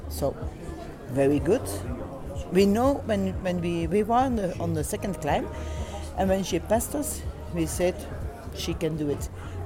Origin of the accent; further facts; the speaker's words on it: Belgium; English is a second language; we are 4 people from Belgium